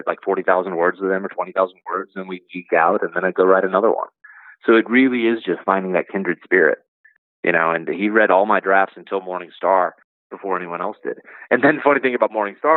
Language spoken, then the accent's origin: English; Iowa, United States; moved away; Alex and I grew up in Iowa together back when I lived there.